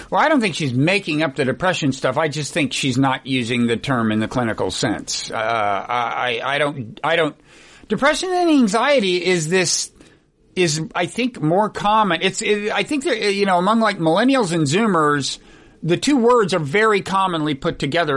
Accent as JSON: {"language": "English", "region": "Oklahoma", "country": "United States", "tie": "born or raised there", "said": "I was born in Oklahoma"}